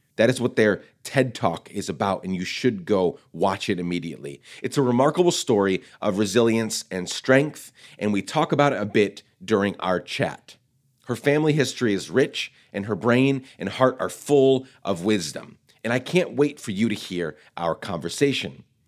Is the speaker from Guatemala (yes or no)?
yes; Guatemala; now in United States; I loved growing up in Guatemala